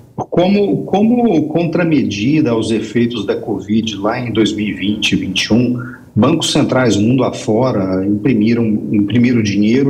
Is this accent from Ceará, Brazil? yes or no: no; Bom Jesus de Goiás, Goiás, Brazil; lá em Bom Jesus de Goiás, minha terra